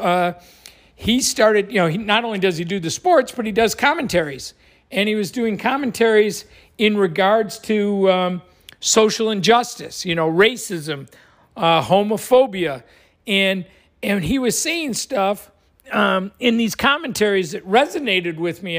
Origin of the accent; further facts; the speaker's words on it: Buffalo, New York, United States; now in Florida, United States; I grew up in Buffalo